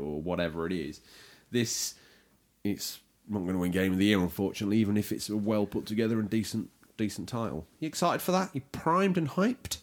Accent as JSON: {"language": "English", "country": "United Kingdom", "said": "we are British"}